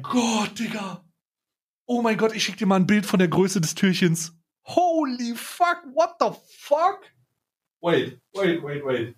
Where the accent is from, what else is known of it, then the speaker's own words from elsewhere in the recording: Switzerland; bei uns in der Schweiz